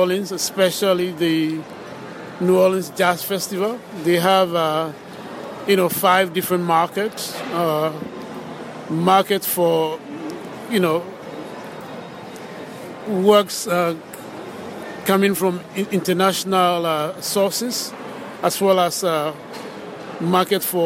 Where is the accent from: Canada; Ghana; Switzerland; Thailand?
Ghana; now in United States; I am originally from Ghana